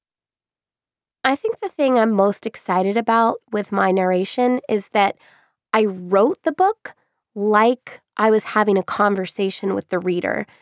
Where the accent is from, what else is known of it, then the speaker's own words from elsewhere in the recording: Orlando, Florida, United States; I grew up in Orlando